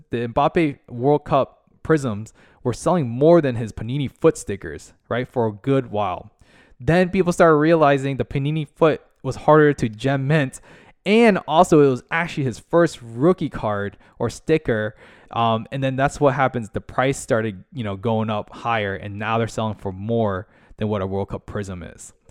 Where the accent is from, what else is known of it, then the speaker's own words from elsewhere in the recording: United States; also born or lived in Orlando, Florida; located in the United States in America, uh, Orlando, Florida